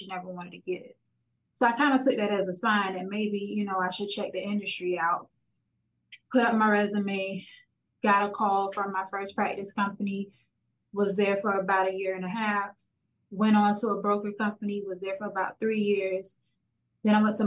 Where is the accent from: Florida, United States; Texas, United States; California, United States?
Florida, United States; Miami; born and raised in Miami, Florida, still here